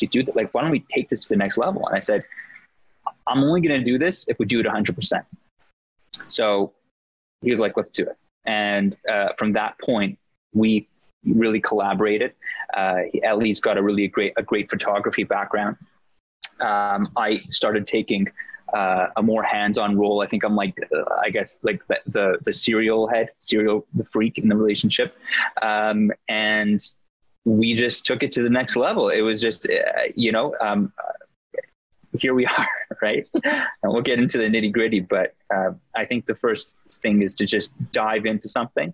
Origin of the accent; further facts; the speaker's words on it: Toronto, Ontario, Canada; growing up in Canada, firstly, in Toronto